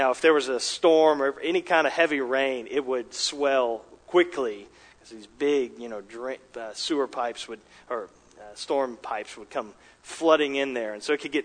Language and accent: English; Dallas, Texas, United States; also born or lived in Richardson, Texas; I grew up in Texas in the Dallas metro area